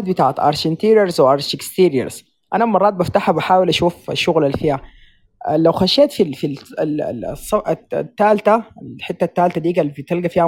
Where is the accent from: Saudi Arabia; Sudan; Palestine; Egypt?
Sudan; احنا سودانيين وقاعدين في السودان نسيت ولا شنو؟